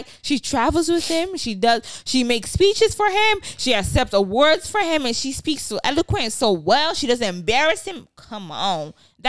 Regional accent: Nigeria; It's like, as a Nigerian, because being a parent, I realize how Nigerian I am.

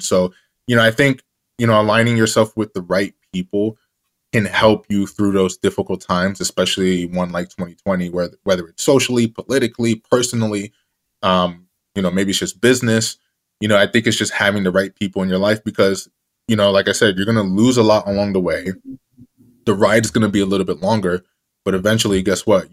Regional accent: Jersey City, New Jersey, United States; the kid who was once in the back of the class, growing up in Jersey City, New Jersey

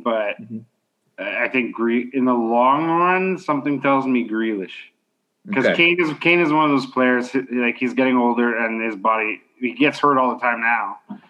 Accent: Canada; I'm Canadian.

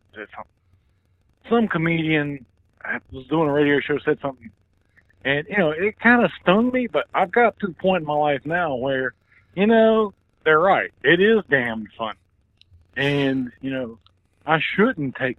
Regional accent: North Carolina, United States; we're from North Carolina

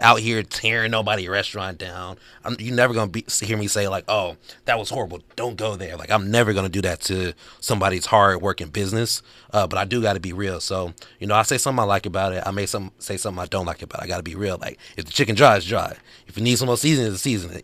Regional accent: Arkansas, United States; now in Los Angeles, United States; I'm from Arkansas

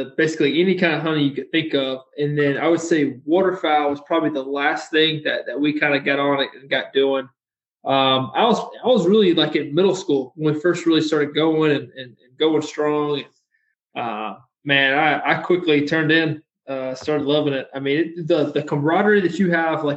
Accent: Warner Robins, Georgia, United States; born or raised there

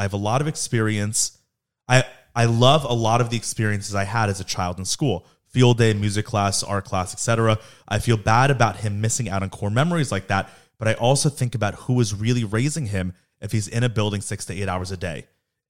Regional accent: Palm Beach, Florida, United States; We currently live in California, but I'm originally from Palm Beach.

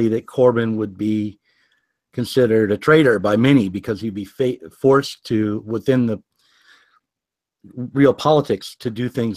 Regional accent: United States; also born or lived in Portland, Oregon; I'm an American

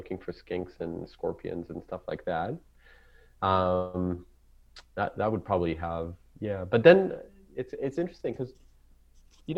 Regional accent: Jerusalem, Jerusalem District, Israel; first language Hebrew; English is a second language; moved away as an adult; now in Australia; growing up in Israel, it's like I grew up in Jerusalem

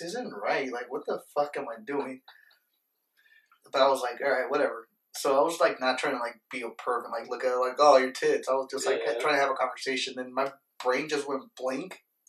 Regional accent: Las Vegas, Nevada, United States; We're from Vegas

